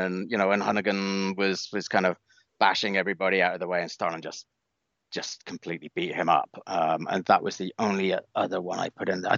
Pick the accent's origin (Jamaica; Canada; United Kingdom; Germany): United Kingdom; moved away as an adult; also born or lived in Amsterdam, Netherlands; now in United States; I've spent longer in the United States than I ever did in the U.K.